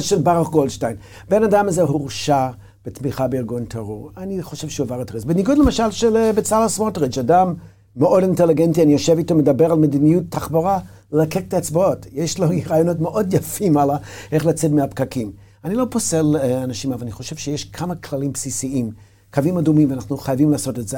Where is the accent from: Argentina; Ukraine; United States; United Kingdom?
United States; Hebrew is a second language; moved away as an adult; now in Israel; כמו שאני גדלתי בארצות הברית